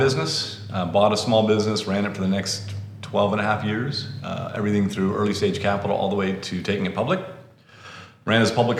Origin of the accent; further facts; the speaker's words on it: Toledo, Ohio, United States; moved away as an adult; also born or lived in Silicon Valley; I grew up in Toledo, Ohio, fellow Midwestern like you all.